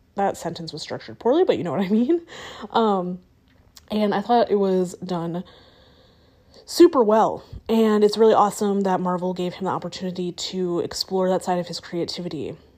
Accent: United States; me being an American

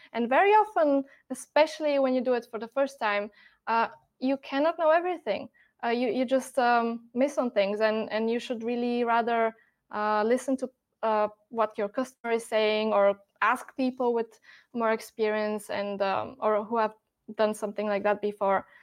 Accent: Bulgaria; moved away as an adult; now in Germany; I'm born and raised in Bulgaria, um, and then a couple of years ago, I moved to Germany

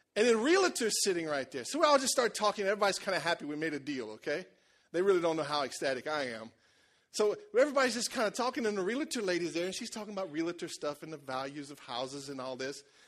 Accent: Cajun country, Louisiana, United States; You know how we are in Cajun country

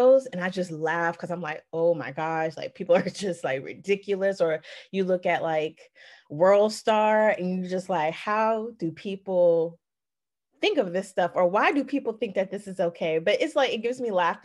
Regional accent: Atlanta, Georgia, United States; also born or lived in Richmond, Virginia / Stone Mountain, Georgia; I was born in Richmond, Virginia, moved down to Atlanta, Georgia in the 90s, went in Stone Mountain

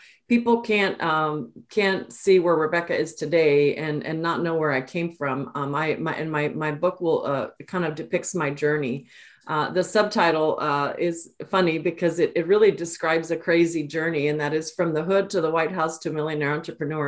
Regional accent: Austin, Texas, United States; also born or lived in El Paso, Texas; I'm actually a native Texan. I grew up in El Paso, was born in El Paso, and moved to Austin when I was about 9 or 10

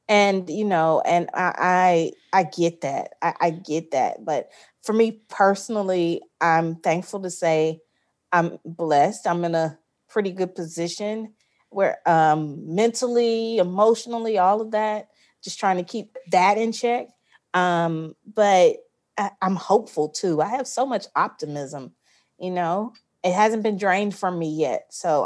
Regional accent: Jackson, Mississippi, United States; I'm right outside of Jackson in the suburbs, but I'm like, literally, I'm like 2 minutes from Jackson.

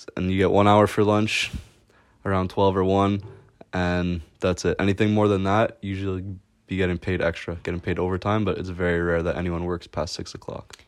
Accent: Canada; now in Amsterdam, Netherlands; I'm a Canadian student living and killing in Amsterdam.

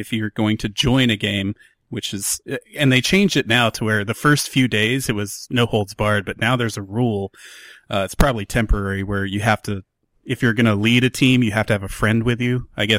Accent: United States; I'm American.

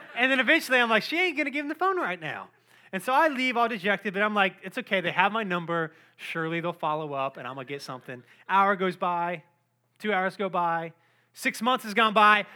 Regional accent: Cary, North Carolina, United States; I grew up in Cary, North Carolina

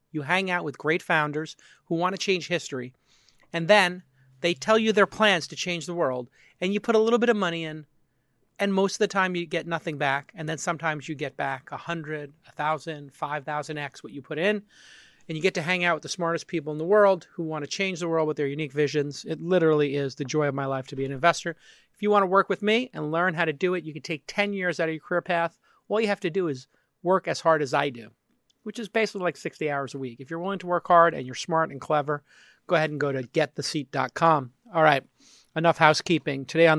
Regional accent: Brooklyn, New York, United States; And Air Jordans were a bit of a liability growing up in Brooklyn, because if you were wearing them, you could get jumped for them.

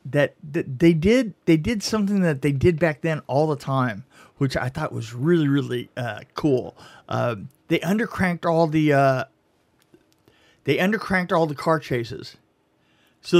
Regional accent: Texas, United States; oh, on my honor as a Texan.

